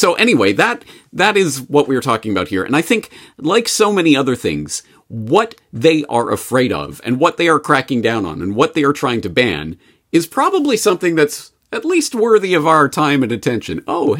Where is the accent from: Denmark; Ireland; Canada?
Canada; Well, unfortunately, as a Canadian, I get to see this passing through the news wires.